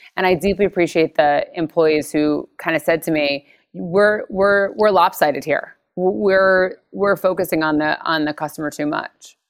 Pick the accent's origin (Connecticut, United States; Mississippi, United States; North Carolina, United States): Connecticut, United States; Stamford; I'm from Connecticut, so I was born in Stamford. So I'm very much an East Coaster.